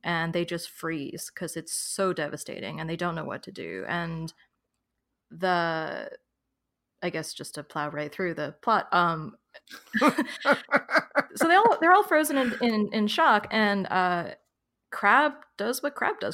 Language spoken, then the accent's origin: English; New York, United States; now in Philadelphia, United States; I was born in New York, I lived in New York City for about nine years, and now I live in Philadelphia